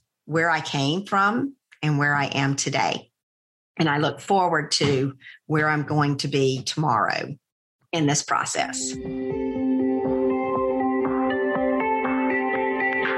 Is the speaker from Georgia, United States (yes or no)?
yes; Plains, Georgia, United States; moved away; also born or lived in Americus, Georgia; I am from Plains, Georgia. I went to school in Americus, Georgia